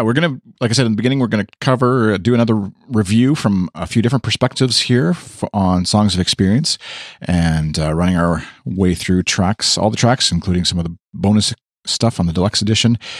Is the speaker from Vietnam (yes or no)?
no; Canada; accent: Canadian; my Canadian accent